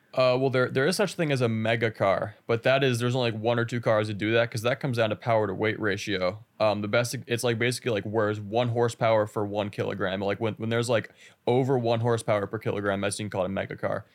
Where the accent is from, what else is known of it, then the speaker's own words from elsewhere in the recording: Chicago area, Illinois, United States; I'm from a Chicago area. I'm not from a city, of course